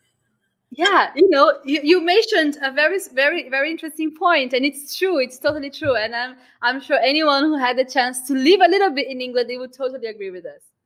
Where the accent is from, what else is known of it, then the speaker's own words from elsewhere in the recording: Brazil; moved away; I'm Brazilian